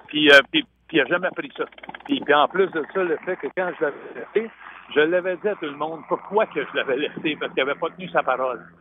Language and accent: French; Saint-Sulpice, Quebec, Canada; chez nous à Saint-Sulpice. Mais moi, j'avais 4-5 ans